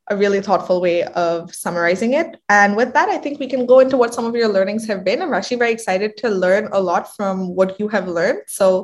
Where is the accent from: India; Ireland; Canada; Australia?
India; moved away as an adult; also born or lived in Atlanta / Singapore / Mumbai / New York; now in Washington, D.C., United States; So I grew up in India. I, over the last few years, have spent a couple of years in Atlanta, Singapore, Bombay, New York. And now I'm based in Washington, D.C.